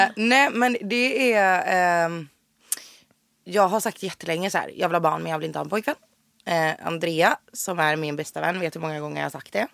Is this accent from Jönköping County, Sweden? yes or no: yes; Jönköping, Jönköping County, Sweden; moved away as an adult; now in Stockholm, Sweden; född och uppvuxen i Jönköping. Flyttade till Stockholm på heltid 2016